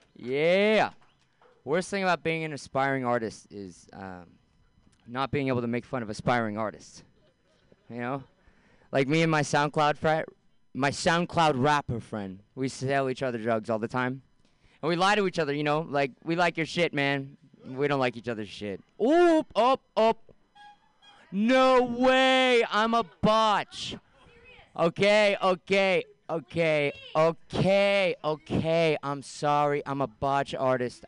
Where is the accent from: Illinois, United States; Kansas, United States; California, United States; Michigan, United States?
California, United States; San Francisco; I'm from San Francisco.